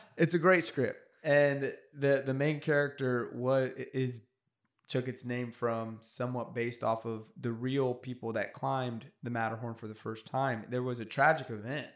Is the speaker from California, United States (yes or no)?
yes; California, United States; I'm from California, but culturally probably closer